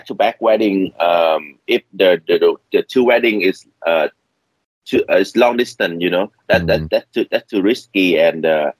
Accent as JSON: {"language": "English", "region": "California", "country": "United States", "second_language": "English", "said": "I shoot a wedding in the Houston, Texas, and I'm from California."}